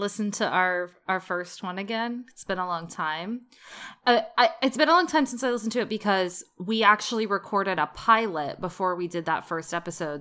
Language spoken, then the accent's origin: English; United States; we grew up in America